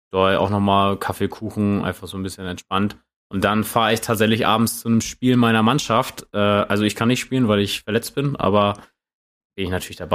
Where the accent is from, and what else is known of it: Neumünster, Schleswig-Holstein, Germany; born or raised there